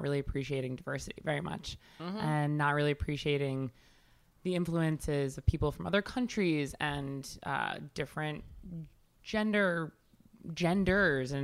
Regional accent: Huntington, New York, United States; moved away as an adult; now in New York City, United States; I grew up in Long Island

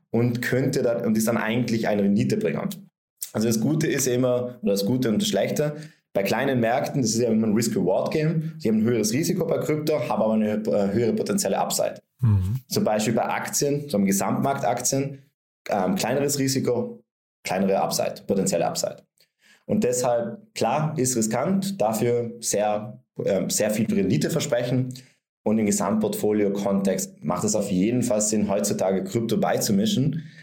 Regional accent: Vienna, Austria; Und jetzt gehe ich als Anleger her und kaufe mir, ich bin aus Wien, ähm, kaufe mir eine Wohnung in Wien

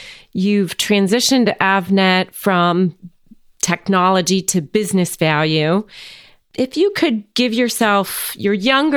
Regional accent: New Jersey, United States; I'm from New Jersey.

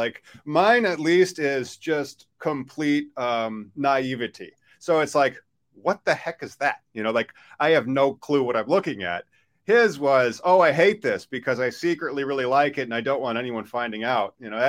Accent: Midwest, United States; Because I'm from the Midwest.

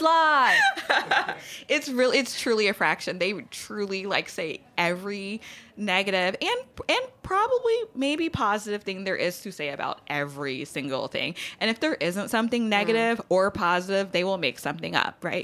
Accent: Baton Rouge, Louisiana, United States; moved away as an adult; also born or lived in Los Angeles; born and raised in Baton Rouge, like birth until I left for college

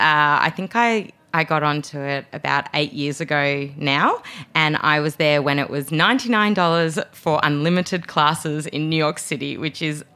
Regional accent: Australia; accent: Australian; moved away as an adult; now in United States; I'm Australian, as my accent is alluding to. And so I could use it when I was traveling back to Australia as well as when I'm here in America.

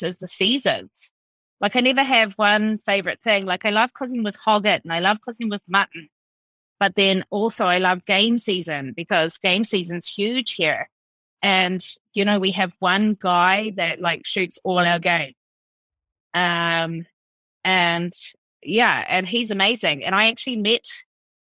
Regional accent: East Coast, North Island, New Zealand; moved away as an adult; also born or lived in Australia; now in Ireland; I'm from rural New Zealand, so I grew up in New Zealand.

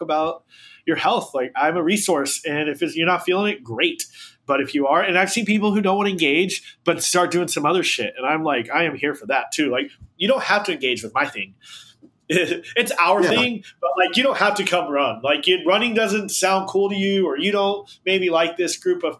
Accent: Houston, Texas, United States; I'm from Houston.

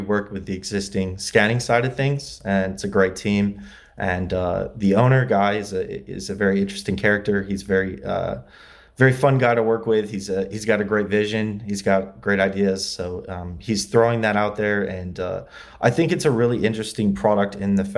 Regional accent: LaGrange, Indiana, United States; born or raised there; moved away as an adult; also born or lived in Muncie, Indiana; now in Los Angeles, United States

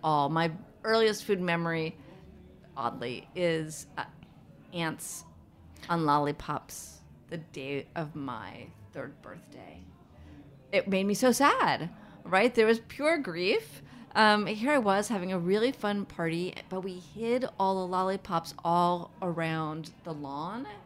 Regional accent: New York City, New York, United States; I grew up in Manhattan.

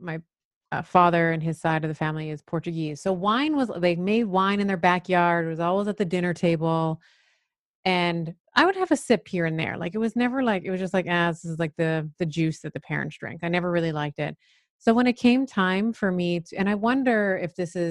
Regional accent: Canada; I grew up in Canada

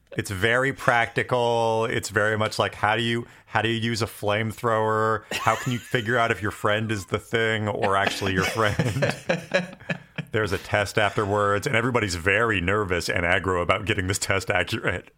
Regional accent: Western Washington State, United States; I grew up in Western Washington State, and I went to school in Eastern Washington State at Washington State University

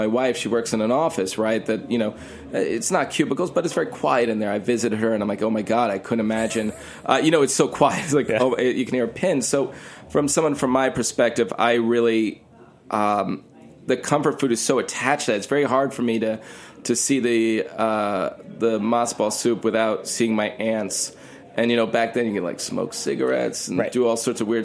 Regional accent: New York City, New York, United States; I grew up in New York my whole life. I'm a New Yorker

